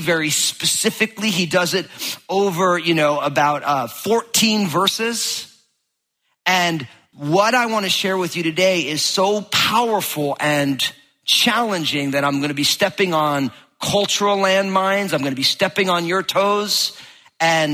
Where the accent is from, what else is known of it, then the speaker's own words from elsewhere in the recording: New Jersey, United States; I'm from New Jersey